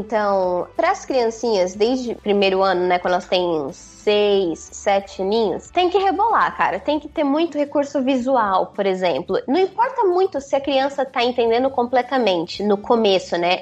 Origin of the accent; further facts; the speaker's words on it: Presidente Prudente, São Paulo, Brazil; moved away as an adult; now in Mongolia; eu sou de Presidente Prudente, no interior de São Paulo, oeste de São Paulo